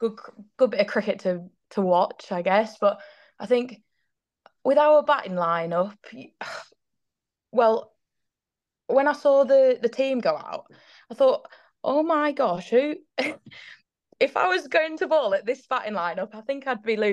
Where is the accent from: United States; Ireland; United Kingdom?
United Kingdom; York, Yorkshire and the Humber; started up a little girls team in York, so where I'm from